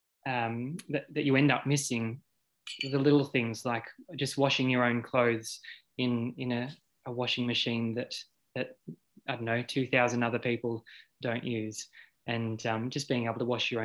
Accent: Poowong, Victoria, Australia; I grew up in Poowong on in an old house next to our dairy farm

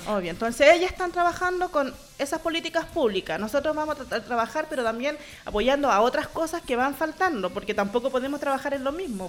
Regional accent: Valdivia, Los Ríos, Chile; now in Santiago, Chile; Yo soy de Valdivia, me vine sola acá a Santiago

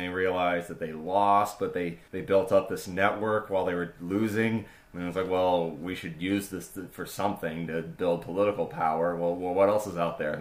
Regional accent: Danvers, Massachusetts, United States; my hometown of Danvers, Massachusetts, was called Bubble Town

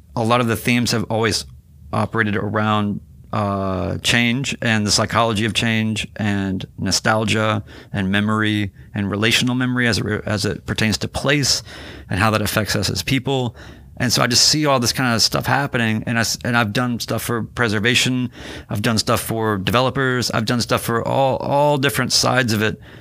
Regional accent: Winston-Salem, North Carolina, United States; moved away; also born or lived in New York City / Seattle; I grew up in North Carolina

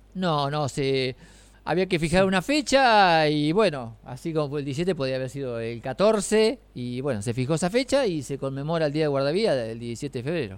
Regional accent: Quequén, Buenos Aires Province, Argentina; moved away as an adult; now in Necochea, Argentina; Yo fui toda la vida y me crié en Quequén, pero cuando, bueno, ya tengo más años de casado, cuando me casé me vine para acá

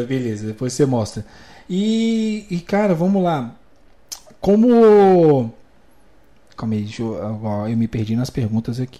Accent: Cidade Ocidental, Goiás, Brazil; moved away as an adult; also born or lived in Brasília; now in interior of São Paulo, Brazil; Eu sou natural de Brasília. Né? É. moro aqui no interior de São Paulo, já tem uns. Vai pra 7, 8 anos

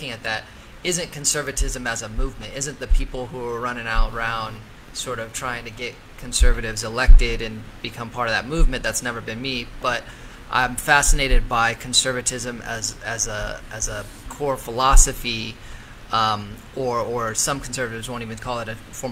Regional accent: Colorado, United States; I was born in Colorado

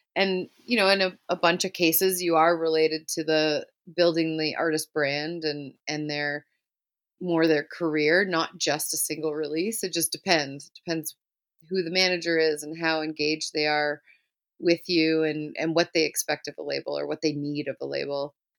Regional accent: Brampton, Ontario, Canada; also born or lived in Toronto; now in Caledon, Canada; I grew up in Brampton, Ontario, and lived there basically my whole life

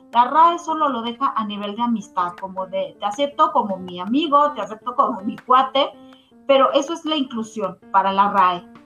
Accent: Mexico; nosotros eh, como mexicanos

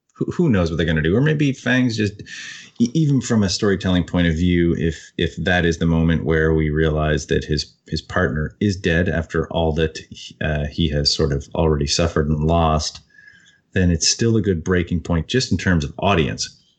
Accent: Canada; I don't speak French, as embarrassing as that is as a Canadian

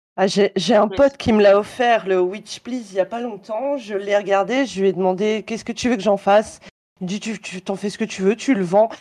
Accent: Belgium; je suis belge

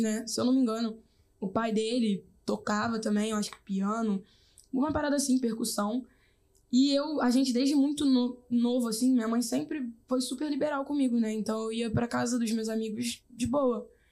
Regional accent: Rio de Janeiro, Brazil; also born or lived in Jacarepaguá, Rio de Janeiro; now in São Gonçalo, Brazil; eu sou nascida e criada na Rocinha

